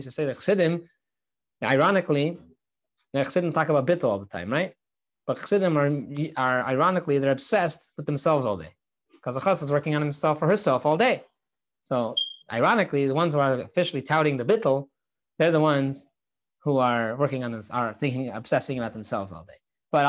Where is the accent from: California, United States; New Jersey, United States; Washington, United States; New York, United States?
California, United States; Santa Barbara; I grew up in Santa Barbara, California. I know people grow up in crazier places.